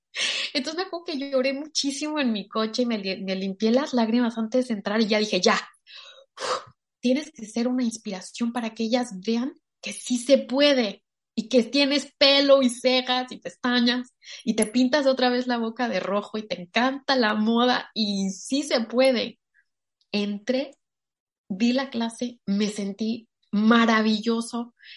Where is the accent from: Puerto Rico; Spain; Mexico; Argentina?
Mexico; soy mexicana